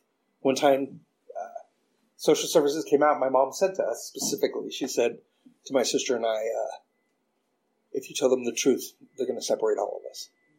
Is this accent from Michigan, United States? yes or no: no; Oklahoma, United States; because I grew up in Oklahoma, so I'd never seen people from other races that much.